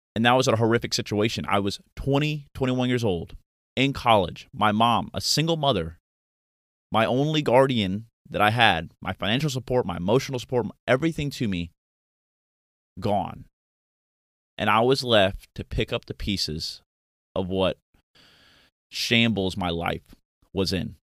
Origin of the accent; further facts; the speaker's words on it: Pensacola, Florida, United States; moved away as an adult; also born or lived in Virginia; my hometown of Pensacola, Florida